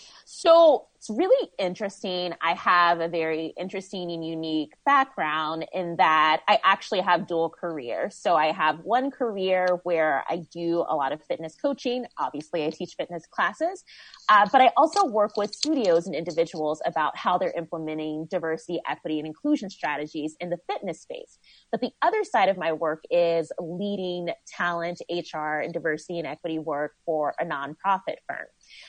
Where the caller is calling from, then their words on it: San Francisco, California, United States; I am in San Francisco in my living room, just finished teaching a live stream workout.